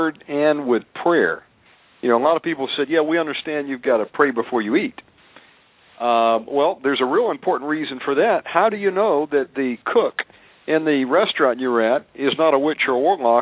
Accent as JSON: {"language": "English", "region": "Deep South", "country": "United States", "tie": "born or raised there", "said": "I was born in the Deep South. You know, I would call myself a redneck. you know, we were raised on bacon, pork chops, ham"}